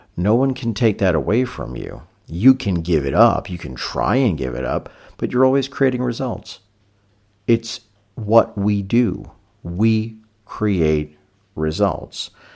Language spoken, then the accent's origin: English; New York City, New York, United States; growing up in Brooklyn in the 1970s